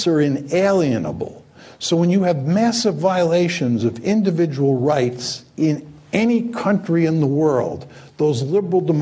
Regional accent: outside New York City, United States; I grew up outside New York City in a town that had lots of communists

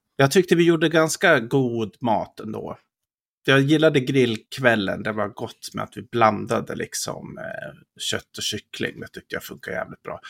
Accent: Skattungbyn, Dalarna County, Sweden; moved away; vi var ju båda hemma i Skattungbyn och hälsade på

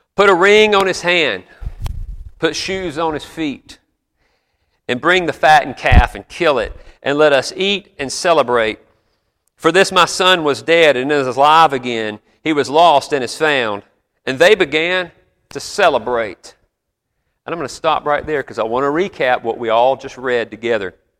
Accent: South Carolina, United States; moved away as an adult; I grew up there and lived most of my life there before the Army, pastored there.

